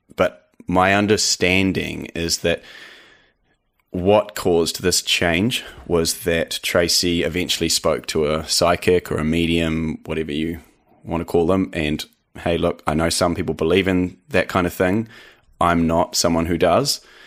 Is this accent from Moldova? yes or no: no; New Zealand; accent: eighty percent Kiwi, twenty percent American; also born or lived in Canada; I am actually Canadian, um, was born in Canada. You know, I had moved to New Zealand when I was young, but my mother's Canadian, and I actually went back to Canada for a couple years when I was, uh, teenager